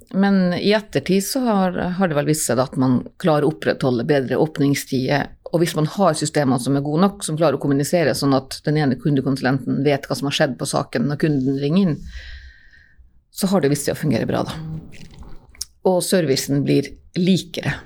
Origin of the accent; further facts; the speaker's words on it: Nordreisa, Troms, Norway; moved away as an adult; also born or lived in Trondheim; Ja, jeg er fra Reisa og har kontor i Nordreisa